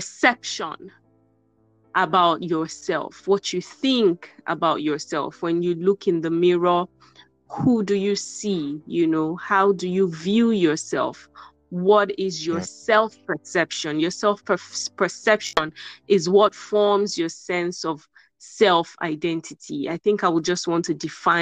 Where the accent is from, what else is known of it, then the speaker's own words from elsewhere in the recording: Nigeria; I'm from Nigeria